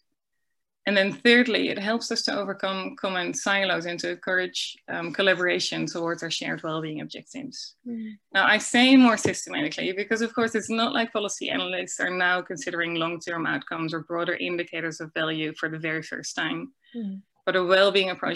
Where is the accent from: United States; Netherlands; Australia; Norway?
Netherlands; moved away as an adult; now in New Zealand; I'm originally from the Netherlands, but for the last 10 years I've worked in New Zealand.